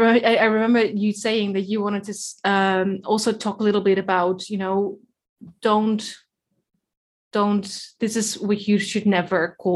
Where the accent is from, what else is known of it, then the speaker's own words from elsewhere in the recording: Netherlands; Way too Dutch for that.